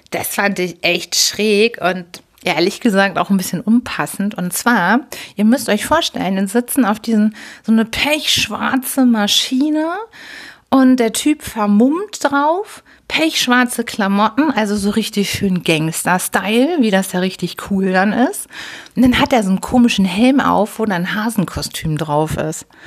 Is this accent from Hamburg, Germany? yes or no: yes; Hamburg, Germany; born there; Als gebürtige Hamburgerin, als Hamburger Dern war mir nicht bewusst, dass man in der Elbe wirklich so richtig baden kann.